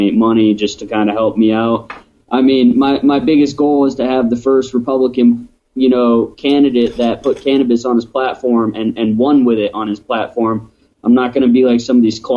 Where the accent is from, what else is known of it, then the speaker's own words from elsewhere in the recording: Darby, Montana, United States; now in Glendive, United States; I grew up in Darby, so it's just, you know, western Montana's